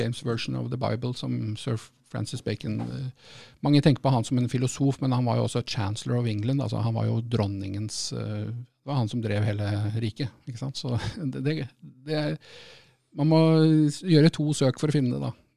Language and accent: Norwegian; Norway; now in United Kingdom